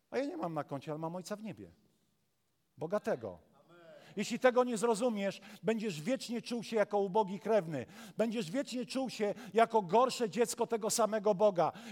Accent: Warmian-Masurian Voivodeship, Poland; now in Pszów, Poland; I wiecie, ja jestem z Mazur. Właściwie to ja nie wiem skąd jestem, bo dla Mazurów jestem Ślązakiem, dla Ślązaków jestem Gorolem.

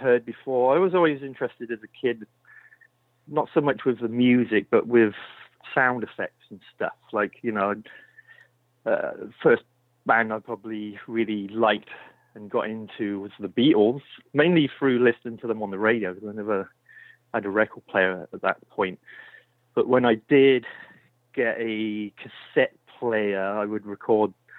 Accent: Swindon, South West England, United Kingdom; moved away as an adult; now in Marin County, United States; I grew up in Swindon

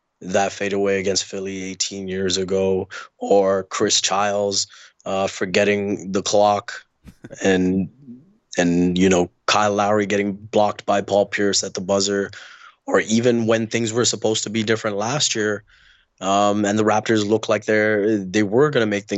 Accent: Dubai, United Arab Emirates; also born or lived in India; now in Canada; I was born in India. I grew up in Dubai.

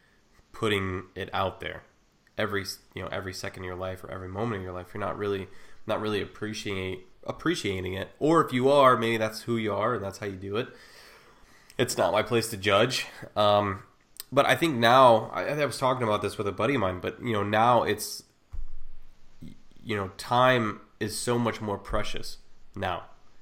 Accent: Ohio, United States; No, I'm from Ohio.

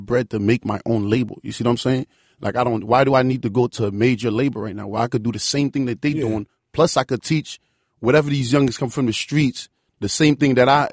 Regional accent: Spring Valley, New York, United States; also born or lived in Port-au-Prince, Haiti; I grew up in Spring Valley, New York

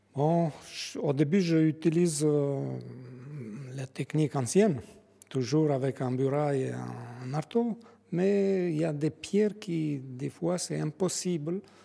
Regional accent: Albania; French is a second language; now in France; Je suis originaire de, l'Albanie, mais je suis français

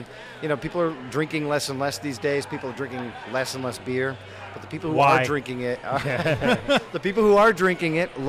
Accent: New England, United States; I'm from New England.

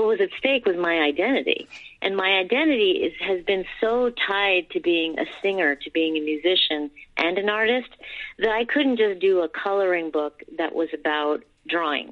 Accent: New Jersey, United States; born or raised there; also born or lived in India

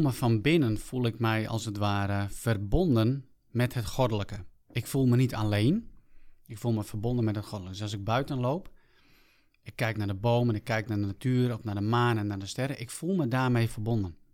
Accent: South Africa; now in Netherlands; vertrokken terug naar mijn geboorteland Zuid-Afrika.

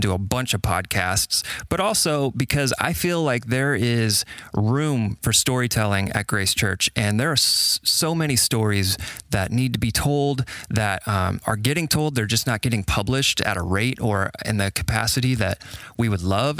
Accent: Carmel, Indiana, United States; also born or lived in Birmingham, Alabama; I was born and raised in Indiana and grew up in Carmel

